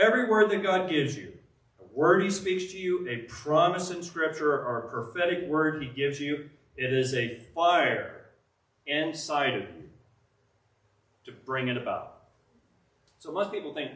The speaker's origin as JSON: {"language": "English", "town": "Pueblo", "region": "Colorado", "country": "United States", "said": "I'm a guy from Pueblo, Colorado"}